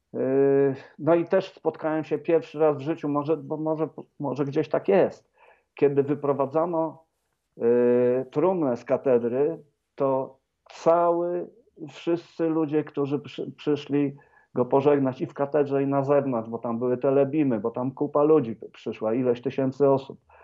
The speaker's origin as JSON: {"language": "Polish", "town": "Wrocław", "region": "Lower Silesian Voivodeship", "country": "Poland", "tie": "born or raised there", "moved": "yes", "said": "Radia Wrocław, mojego rodzinnego miasta"}